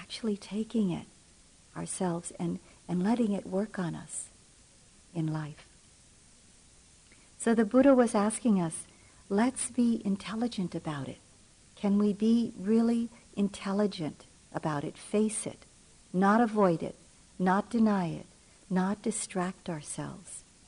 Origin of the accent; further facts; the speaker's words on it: Philippines; moved away; I'm from the Philippines and was born there and did a large part of my maturing there